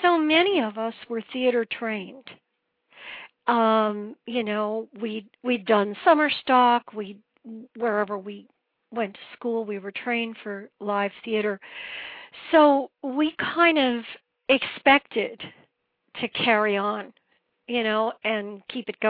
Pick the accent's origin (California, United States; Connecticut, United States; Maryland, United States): Connecticut, United States; Woodbridge; moved away as an adult; also born or lived in New York; I was born in Woodbridge, Connecticut, which is outside New Haven.